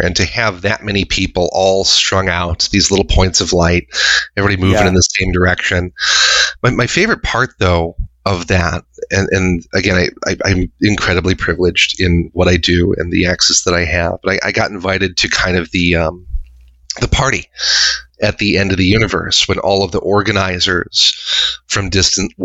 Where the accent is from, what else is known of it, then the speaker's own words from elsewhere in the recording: Chicago, Illinois, United States; I grew up here in Chicagoland.